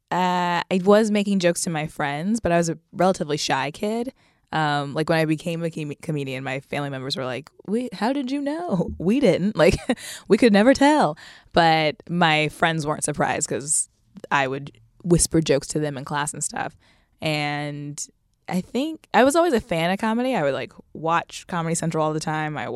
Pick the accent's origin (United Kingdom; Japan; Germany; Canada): Japan; born there; also born or lived in Texas / Kentucky / Virginia / California; like I was born in Japan, we moved to Texas, Kentucky, Virginia, California, and so every couple years, I was the new kid.